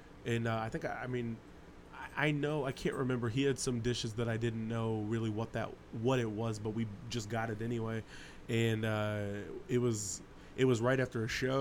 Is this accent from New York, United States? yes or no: no; Independence, Missouri, United States; we're from Northern Independence